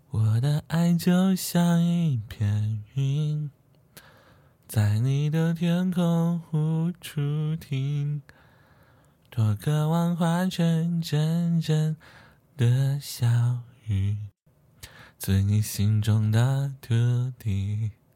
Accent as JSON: {"language": "Chinese", "region": "Shanghai", "country": "China", "also_born_or_lived": "Guangzhou / Beijing", "moved": "as an adult", "said": "作为上海人，很多人都不理解我为什么总在外地"}